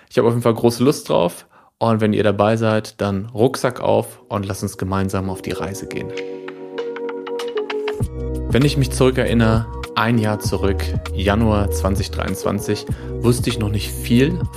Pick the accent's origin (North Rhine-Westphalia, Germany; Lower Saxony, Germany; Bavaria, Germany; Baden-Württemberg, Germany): North Rhine-Westphalia, Germany; Lippstadt; nach Lippstadt zu kommen, die Stadt, äh, in der ich lange gelebt habe, in der ich geboren bin, in der ich viele Freunde habe und Familie.